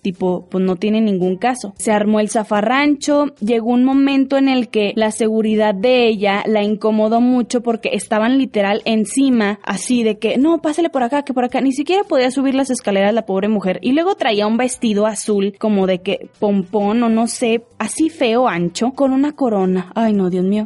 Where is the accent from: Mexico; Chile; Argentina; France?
Mexico; Lerdo, Durango; soy de Lerdo